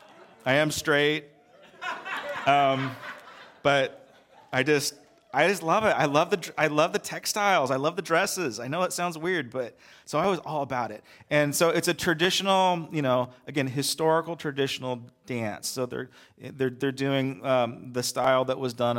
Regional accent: United States; I'm an American

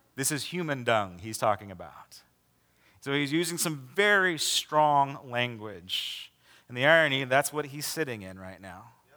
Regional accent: United States

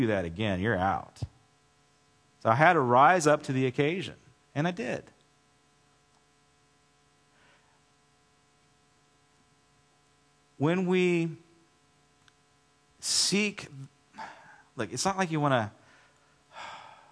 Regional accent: United States; I'm an American

